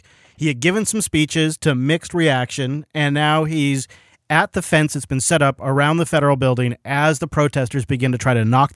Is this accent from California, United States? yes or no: no; Washington, United States; we have Washington plates